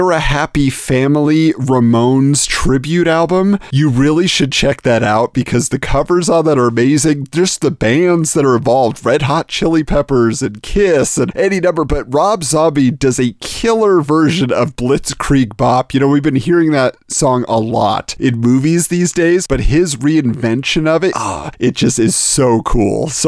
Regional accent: Irvine, California, United States; I was lucky enough to have one in my hometown of Irvine, California.

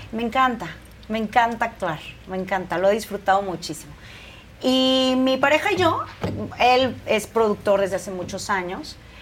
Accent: Veracruz, Mexico; also born or lived in Guadalajara; now in Mexico City, Mexico; Yo soy de Veracruz

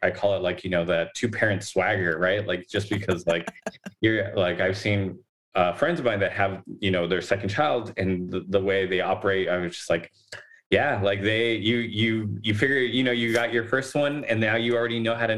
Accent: Los Angeles, California, United States; we grew up in Boyle Heights

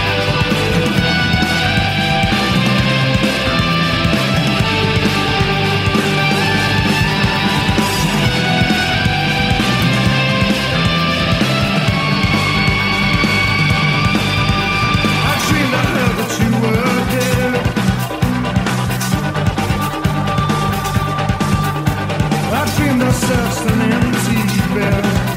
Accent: Chicago, Illinois, United States; growing up in Chicago

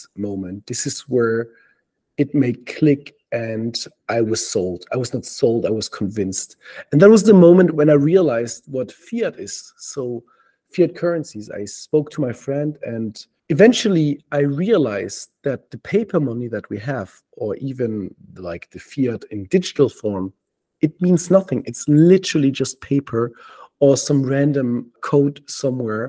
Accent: Denmark; moved away; also born or lived in Germany; I was living in Germany and then I moved to Denmark gradually. I'm from Denmark.

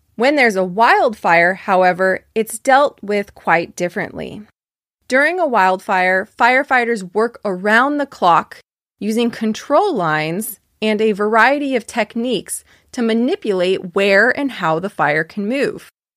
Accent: Fairfield, California, United States; I am from California, as you probably know by now. I grew up in a city called Fairfield

